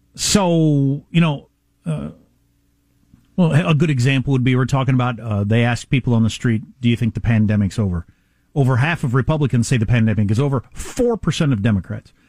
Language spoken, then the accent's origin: English; Kansas, United States; moved away; I'm from Kansas, quite a ways from the border.